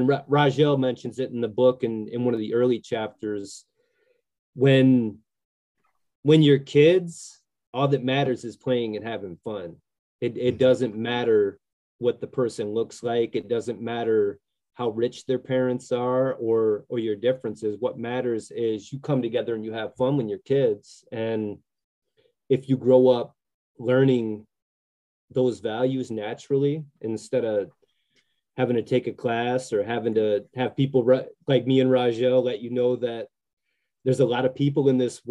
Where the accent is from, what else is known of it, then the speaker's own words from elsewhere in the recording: Grand Rapids, Michigan, United States; I grew up in a really diverse neighborhood in Grand Rapids